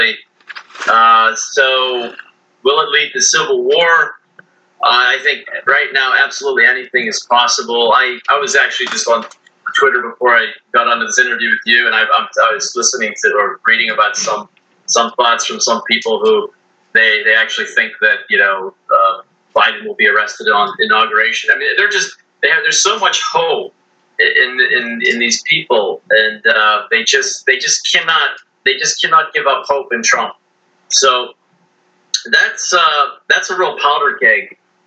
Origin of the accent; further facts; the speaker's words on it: United States; as an American